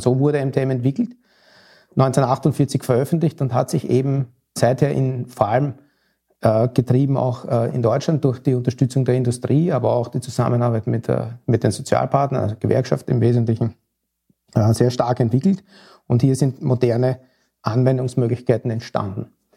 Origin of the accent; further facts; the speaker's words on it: Austria; now in Hamburg, Germany; als Wahlhamburger, als Österreicher